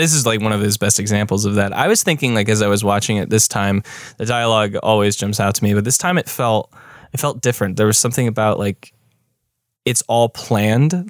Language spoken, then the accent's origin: English; United States; as an American